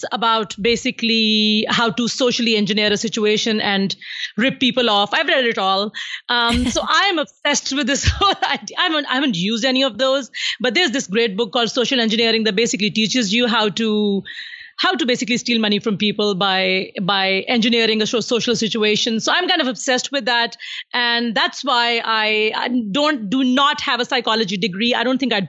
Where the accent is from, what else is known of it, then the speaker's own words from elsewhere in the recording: Pakistan; moved away as an adult; now in Saudi Arabia; I'm from Pakistan, as you said. I do live in Saudi Arabia, but when you are born in a country like Pakistan